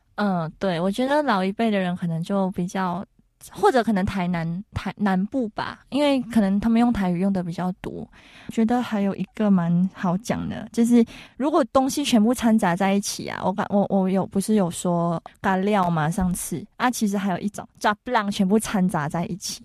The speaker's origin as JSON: {"language": "Chinese", "country": "Malaysia", "moved": "yes", "lives_now": "Taiwan", "said": "我们马来西亚人就是真的会，哎，青菜啦"}